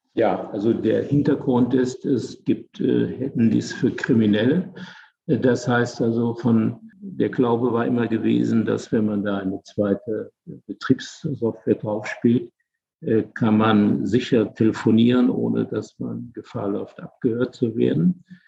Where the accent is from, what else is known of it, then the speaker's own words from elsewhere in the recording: Germany; now in Bremen, Germany; Ich bin ja groß geworden in der Eifel, in einer total schwarzen Gegend